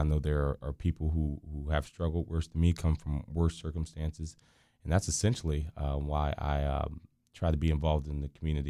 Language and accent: English; Deltona, Florida, United States; also born or lived in Orlando / Pennsylvania / Rhode Island / Connecticut; I was born here in Orlando, Florida. And I moved up north for a while to Pennsylvania, Rhode Island, and Connecticut.